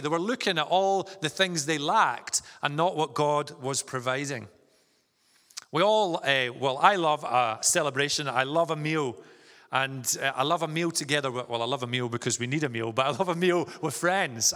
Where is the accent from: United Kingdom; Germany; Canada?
United Kingdom; Vale of Leven, Scotland; moved away as an adult; also born or lived in Stirling; now in Inverness, United Kingdom; I'm from the Vale of Leven, so not too far from here, and, uh, spent most of my, uh, childhood growing up there